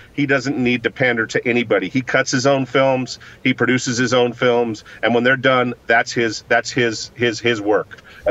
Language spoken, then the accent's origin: English; Eastern Oregon, United States; the America where I grew up in Eastern Oregon